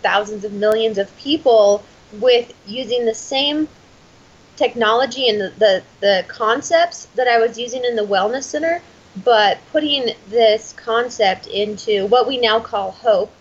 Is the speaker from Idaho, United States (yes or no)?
yes; Boise, Idaho, United States; I was born and raised in Boise, Idaho.